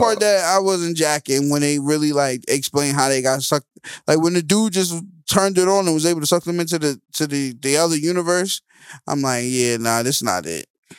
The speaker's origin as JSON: {"language": "English", "country": "Jamaica", "said": "I'm really Jamaican, though."}